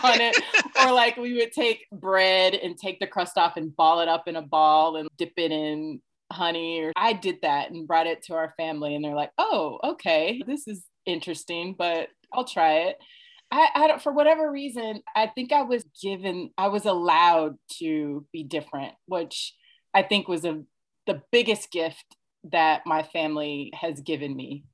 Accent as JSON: {"language": "English", "region": "Indiana", "country": "United States", "also_born_or_lived": "New York", "moved": "as an adult", "said": "I'm from Indiana originally"}